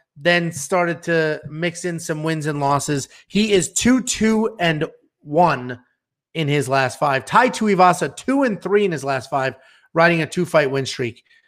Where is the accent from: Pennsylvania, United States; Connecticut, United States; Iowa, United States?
Connecticut, United States; I'm from Connecticut